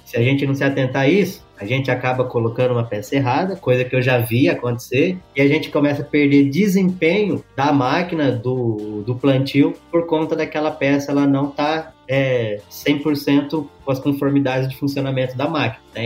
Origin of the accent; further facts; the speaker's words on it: Campinas, São Paulo, Brazil; also born or lived in Bauru; Eu nasci em cidade grande, nasci em Campinas